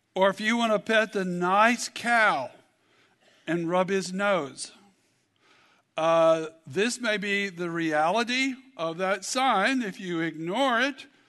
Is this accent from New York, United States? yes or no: no; Kentucky, United States; I'm from Kentucky